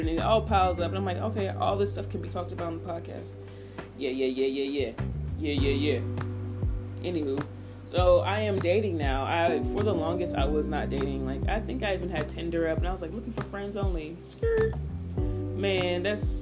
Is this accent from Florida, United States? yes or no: no; Indiana, United States; now in Atlanta, United States; I'm from Indiana